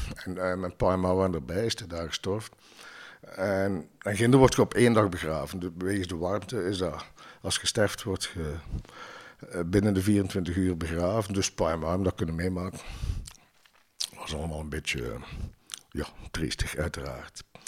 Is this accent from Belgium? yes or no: yes; Ghent, Flanders, Belgium; ik ben zelf van Ledenberg